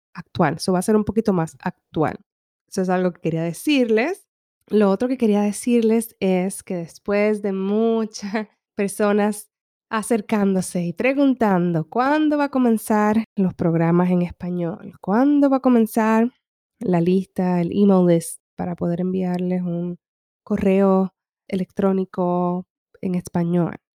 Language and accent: Spanish; Humacao, Puerto Rico; now in California, United States; yo me crié en una finca en Puerto Rico, en el este